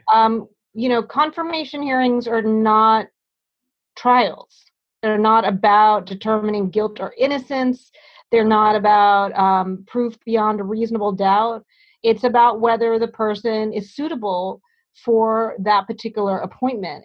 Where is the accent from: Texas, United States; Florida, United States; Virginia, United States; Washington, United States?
Virginia, United States; Hampton; now in New Haven, United States; where I was growing up in Hampton, Virginia